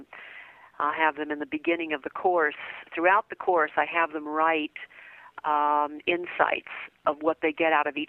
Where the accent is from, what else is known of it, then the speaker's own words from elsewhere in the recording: New Orleans, Louisiana, United States; I was raised in New Orleans, and that's where my family is